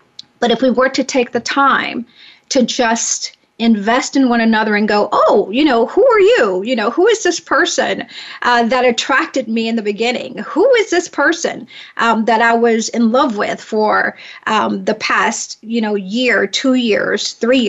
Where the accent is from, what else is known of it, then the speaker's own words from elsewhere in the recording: the South, United States; I'm from the South